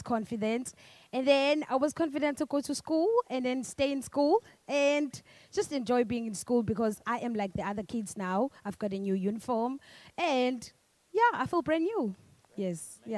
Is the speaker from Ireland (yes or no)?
no; Durban, KwaZulu-Natal, South Africa; I'm from Amaoti, a township just outside Durban